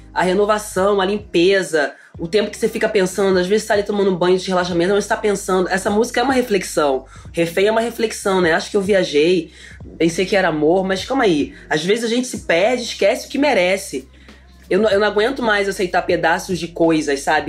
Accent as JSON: {"language": "Portuguese", "region": "Rio de Janeiro", "country": "Brazil", "said": "Eu sou carioca, ai, eu falo alto"}